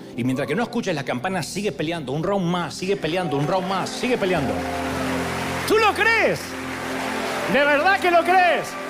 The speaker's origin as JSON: {"language": "Spanish", "town": "Billinghurst", "region": "Buenos Aires Province", "country": "Argentina", "tie": "born or raised there", "said": "Yo nací en Billinghurst."}